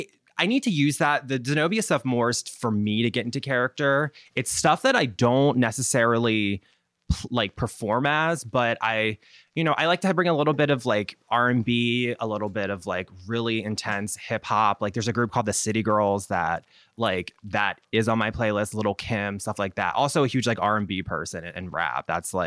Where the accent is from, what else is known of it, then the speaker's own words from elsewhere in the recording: Baltimore, Maryland, United States; accent: Baltimore; they normally tell my accent, especially like on the East Coast, people kind of, my accent blends in, but then that's when they're like, oh, Baltimore, like stuff like that.